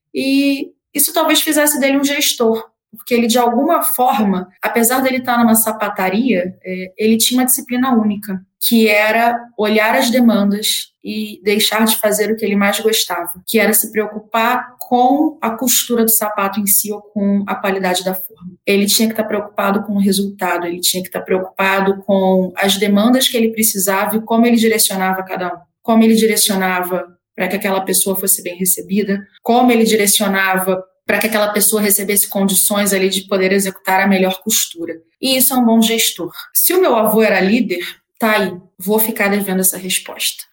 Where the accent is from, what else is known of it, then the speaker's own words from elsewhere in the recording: Rio de Janeiro, Brazil; eu sou do Rio